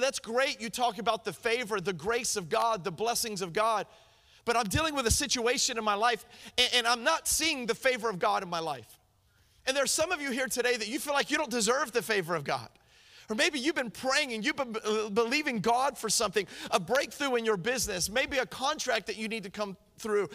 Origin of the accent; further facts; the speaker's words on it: Miami, Florida, United States; I'm from Miami